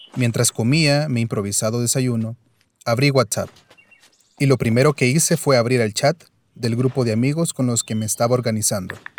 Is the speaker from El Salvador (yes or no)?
yes; El Salvador; que se nos puede quitar como salvadoreños